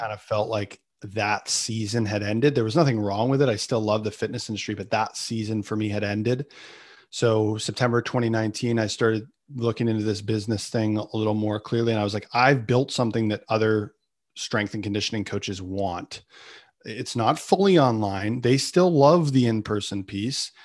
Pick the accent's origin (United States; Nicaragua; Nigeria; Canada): Canada; I'm Canadian